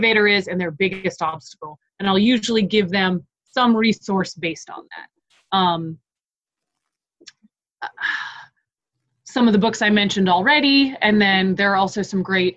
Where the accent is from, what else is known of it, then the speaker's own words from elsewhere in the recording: Boston, Massachusetts, United States; now in Greenville, United States; I am from the Boston area. People did a little figure skating up there. It's not all that unknown. And really, I grew up about 22 minutes away from where Team USA practiced.